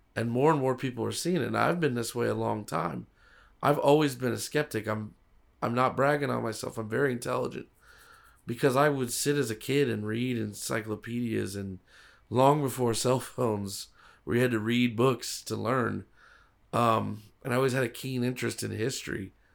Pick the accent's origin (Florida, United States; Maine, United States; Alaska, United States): Florida, United States; Broward County, South; I, as a child, I grew up in Broward County, so Miami-Dade, Broward County, South Florida, I know it pretty well